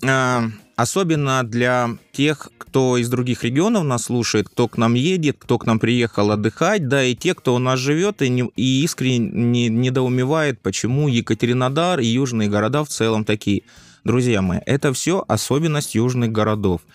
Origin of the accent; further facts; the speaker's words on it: the South, southern Russia, Russia; я фанат юга, ну, потому что я южанин